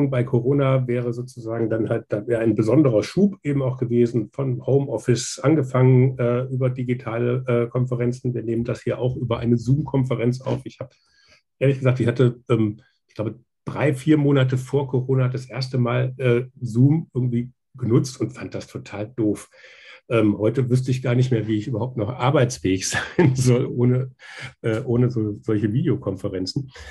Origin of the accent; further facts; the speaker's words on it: Hesse, Germany; Also ich bin jetzt selbst ähm, aus Nordhessen ursprünglich mal.